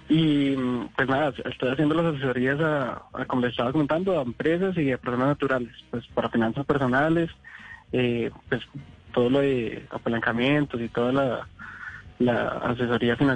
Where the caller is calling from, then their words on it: Acacías, Meta, Colombia; Desde Acacias Meta.